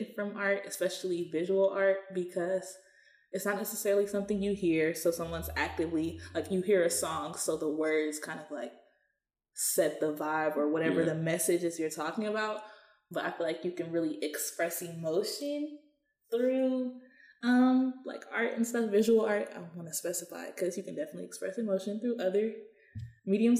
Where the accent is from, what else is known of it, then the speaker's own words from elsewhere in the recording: Atlanta, Georgia, United States; I'm from Atlanta, Georgia